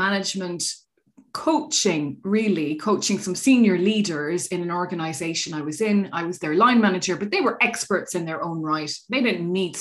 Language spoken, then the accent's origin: English; Ireland; moved away as an adult; also born or lived in Australia; So I'm Irish, and that's where I grew up in Ireland and did my schooling through Irish.